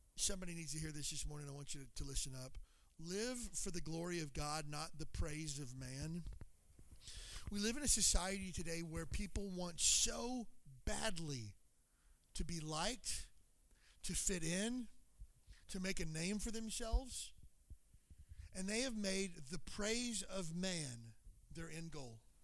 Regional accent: Kentucky, United States; moved away as an adult; I grew up in Kentucky, but I'm from here. I haven't lived in Kentucky since I was 18.

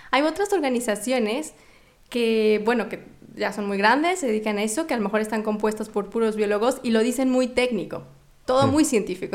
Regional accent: Mexico; moved away; soy mexicana

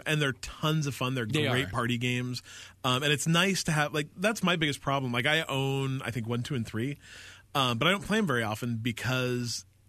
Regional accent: Utah, United States; When I was a kid growing up in Utah

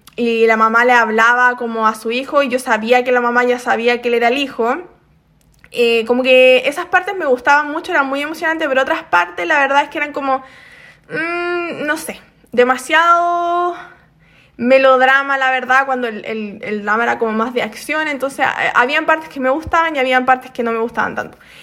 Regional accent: Chile; now in South Korea; soy chilena.

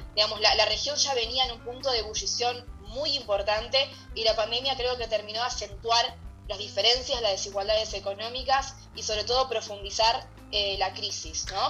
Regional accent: Argentina; Argentina, desde donde yo estoy hablando

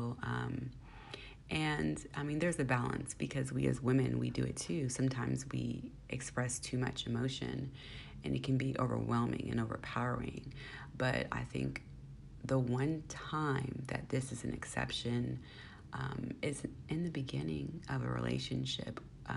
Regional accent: Bay Area, California, United States; I am from the Bay Area

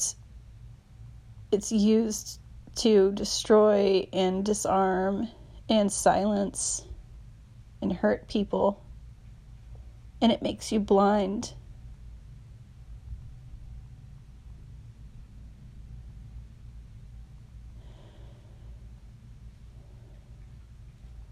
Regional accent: Texas, United States; moved away as an adult; now in San Francisco, United States; I was from Texas

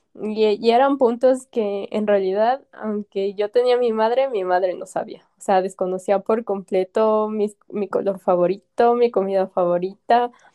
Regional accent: Ecuador; now in Quito, Ecuador; soy de Ecuador, vivo en la capital, acá en Quito.

